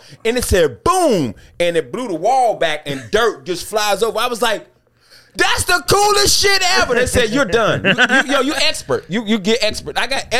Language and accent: English; Greensboro, North Carolina, United States; my hometown, Greensboro.